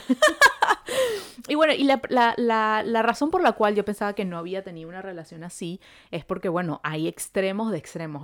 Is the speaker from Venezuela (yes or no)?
yes; Venezuela; now in Montreal, Canada